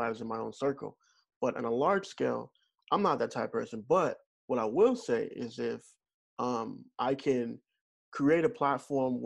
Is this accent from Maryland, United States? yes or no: no; Missouri, United States; moved away; I'm originally from Missouri